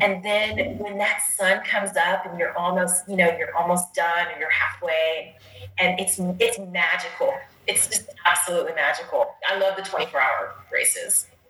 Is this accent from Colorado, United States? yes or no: yes; Dolores, Colorado, United States; my hometown of Dolores, Colorado.